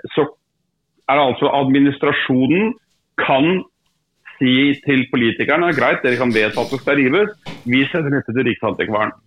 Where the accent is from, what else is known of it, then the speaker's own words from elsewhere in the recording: Drammen, Buskerud, Norway; now in Kongsberg, Norway; Drammen, som jeg kommer fra opprinnelig, selv om jeg bor på Kongsberg, så er jeg fra Drammen